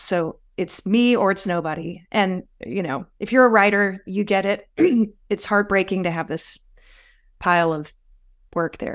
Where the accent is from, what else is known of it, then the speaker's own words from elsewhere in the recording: the South, United States; also born or lived in Raleigh, North Carolina; I grew up a lot in the South and in the church.